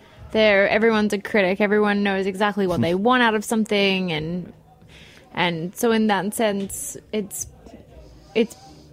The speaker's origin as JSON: {"language": "English", "country": "Australia", "also_born_or_lived": "Miami", "moved": "as an adult", "lives_now": "New York, United States", "said": "I'm Australian."}